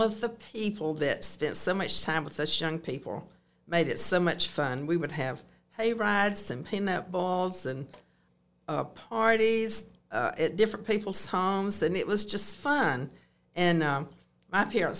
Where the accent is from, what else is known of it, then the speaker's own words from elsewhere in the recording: Moultrie, Georgia, United States; now in Columbus, United States; I grew up in Moultrie, Georgia, on a farm